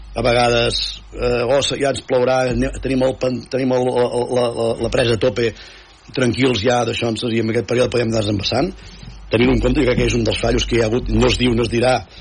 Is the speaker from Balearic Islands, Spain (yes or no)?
no; Sallent, Catalonia, Spain; del meu poble no? de, de, de Sallent, de Cabrianes i Sallent